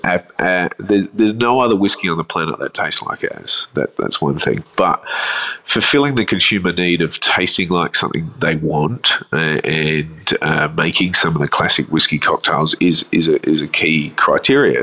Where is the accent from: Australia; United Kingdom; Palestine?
Australia; Adelaide, South Australia; now in Melbourne, Australia; I grew up in Adelaide